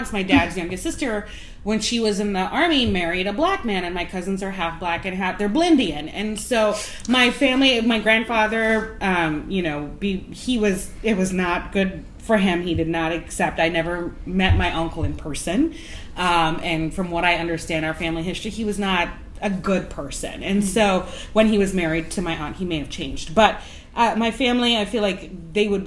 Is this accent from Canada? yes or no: no; Trinidad & Tobago; moved away; I'm from the Caribbean where it's Indian or black.